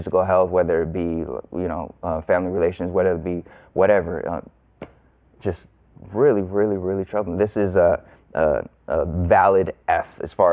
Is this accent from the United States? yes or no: yes; California, United States; I grew up in California